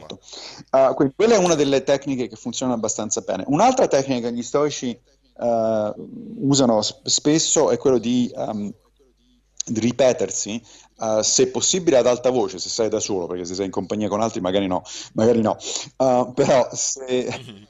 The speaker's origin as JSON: {"language": "Italian", "town": "Rome", "region": "Lazio", "country": "Italy", "tie": "born or raised there", "also_born_or_lived": "New York, United States", "moved": "as an adult", "lives_now": "United States", "said": "sono ovviamente cresciuto a Roma e quindi cattolico"}